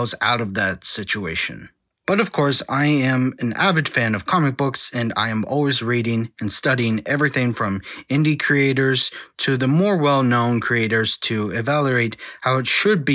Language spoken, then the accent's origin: English; Texas, United States; I was born and raised in Texas